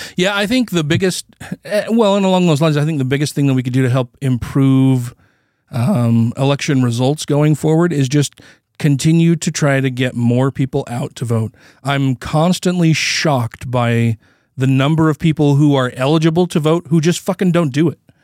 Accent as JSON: {"language": "English", "country": "United States", "said": "I'm an American"}